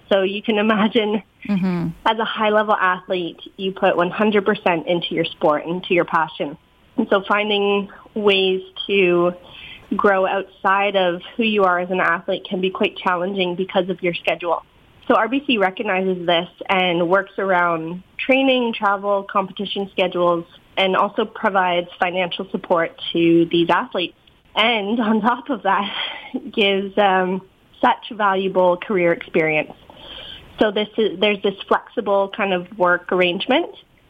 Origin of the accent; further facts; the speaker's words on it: Kingston, Ontario, Canada; We grew up in Kingston, Ontario.